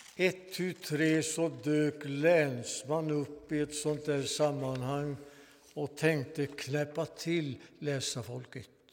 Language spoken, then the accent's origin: Swedish; Svanvik, Västra Götaland, Sweden; När jag var 15 år välkomnades jag till församlingen i min hembygd